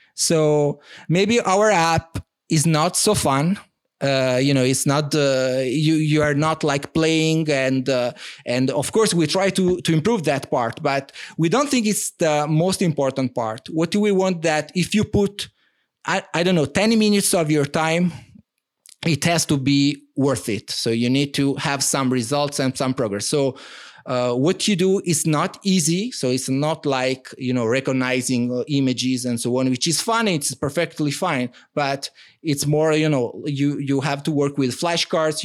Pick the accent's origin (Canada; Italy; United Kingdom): Italy; first language Italian; English is a second language; moved away as an adult; now in France; I'm, I'm from Italy and like many, um, Italians, I had to learn languages at, uh, at school